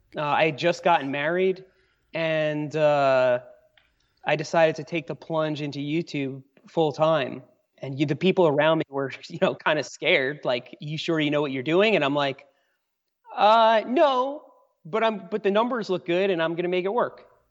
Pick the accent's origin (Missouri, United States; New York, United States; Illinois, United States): New York, United States; moved away as an adult; also born or lived in Asheville, North Carolina; now in Brevard, United States; I grew up in New York. That's where I spent most of my life till I was in my mid-twenties